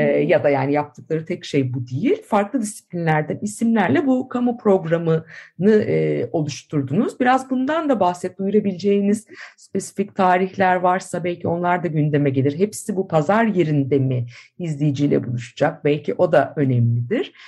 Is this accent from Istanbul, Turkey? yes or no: yes; Istanbul, Turkey; İstanbullular olarak